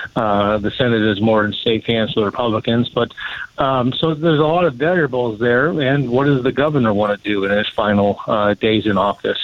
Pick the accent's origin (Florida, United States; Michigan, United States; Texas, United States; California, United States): Michigan, United States; Chelsea; my hometown of Chelsea